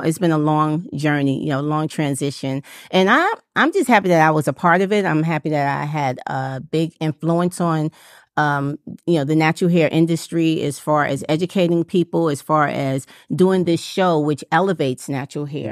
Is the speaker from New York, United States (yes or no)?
yes; New York City, New York, United States; moved away as an adult; now in Atlanta, United States; I'm from New York City, and we were doing natural here in New York City.